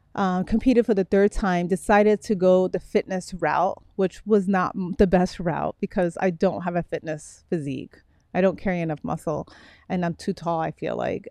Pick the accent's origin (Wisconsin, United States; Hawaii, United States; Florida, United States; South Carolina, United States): Florida, United States; Miami; also born or lived in Brooklyn, New York; I was raised in Miami